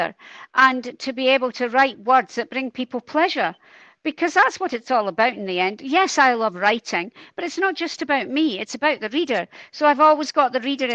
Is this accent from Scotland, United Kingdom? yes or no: yes; Dundee, Scotland, United Kingdom; I'm from Dundee. We don't back away from a challenge in Dundee